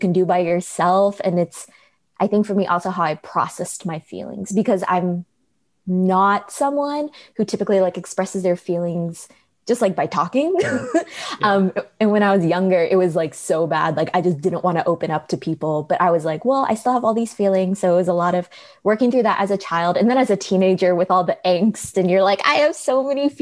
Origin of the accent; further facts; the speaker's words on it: Chandler, Arizona, United States; first language English; also born or lived in Bay Area, California / Phoenix, Arizona; I was born in the Bay Area in California. And then I moved to Arizona, like Chandler Gilbert, in 2001 when I was like four